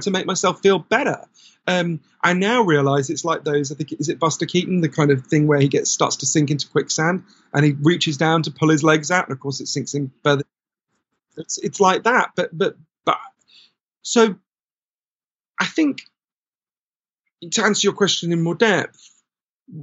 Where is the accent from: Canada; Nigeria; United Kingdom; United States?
United Kingdom; you and I grew up in Britain.